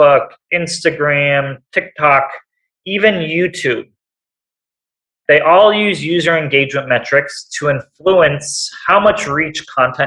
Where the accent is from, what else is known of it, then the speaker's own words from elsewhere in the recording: Seattle, Washington, United States; I'm from Seattle